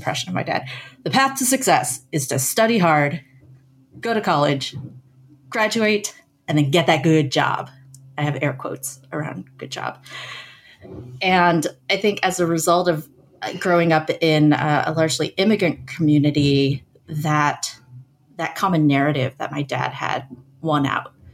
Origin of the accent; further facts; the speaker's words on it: San Francisco Bay Area, California, United States; I grew up in the San Francisco Bay Area in a suburb largely populated by immigrant families